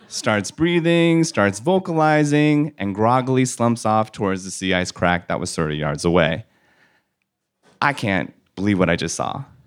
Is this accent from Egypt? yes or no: no; California, United States; I grew up in California in an Asian American household